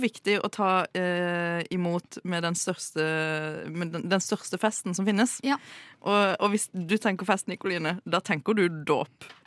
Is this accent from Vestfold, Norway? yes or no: no; Sørlandet, Agder, Norway; som sørlending